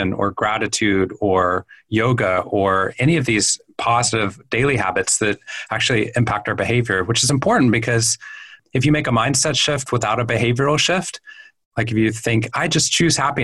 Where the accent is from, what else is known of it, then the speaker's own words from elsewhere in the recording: Waco, Texas, United States; moved away as an adult; also born or lived in Boston, Massachusetts; I grew up in Waco, Texas